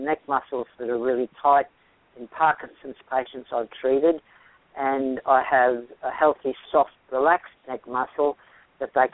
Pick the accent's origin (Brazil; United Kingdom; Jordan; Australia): Australia; now in Marietta, United States; I'm from Australia